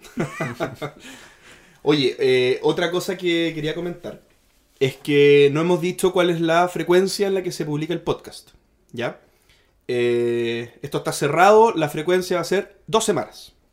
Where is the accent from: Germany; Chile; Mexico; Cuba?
Chile